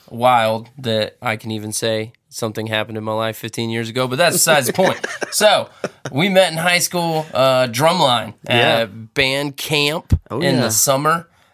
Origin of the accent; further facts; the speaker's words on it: Middleburg, Florida, United States; We stayed close over the years, and we grew up in Middleburg, Florida area.